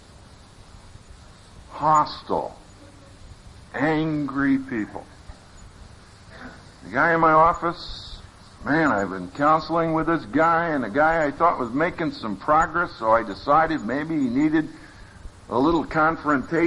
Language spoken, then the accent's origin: English; Philadelphia, Pennsylvania, United States; moved away; also born or lived in Texas; I'm from Philadelphia, as is Gene. So when I first went to Texas, that was quite an education.